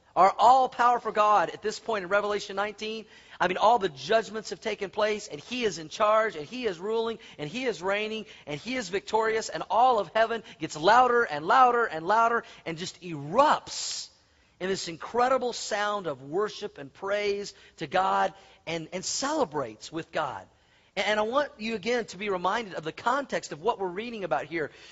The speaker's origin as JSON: {"language": "English", "town": "Tulsa", "region": "Oklahoma", "country": "United States", "tie": "born or raised there", "also_born_or_lived": "Colorado", "moved": "yes", "lives_now": "Denver, United States", "said": "I grew up in Tulsa, Oklahoma"}